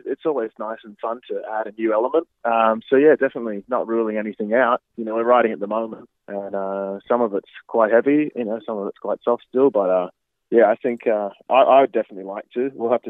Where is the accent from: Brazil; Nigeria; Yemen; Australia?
Australia; Gympie, Queensland; moved away as an adult; also born or lived in Brisbane / Melbourne; now in Toronto, Canada; Yeah, I just moved to Toronto. So I was in Melbourne for about 8 years after I moved from Brisbane. So yeah, I really only lived in Brisbane for about, probably 7 years after I moved home from Gympie.